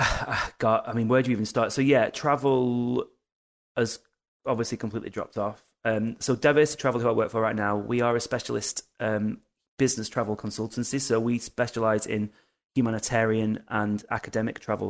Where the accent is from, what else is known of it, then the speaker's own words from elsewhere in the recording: United Kingdom; we're British, we're British about it